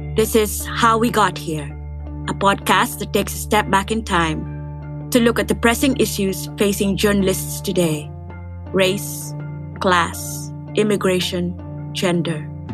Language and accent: English; Manila, Metro Manila, Philippines; I was born and raised in Manila, in the Philippines, where America looms large.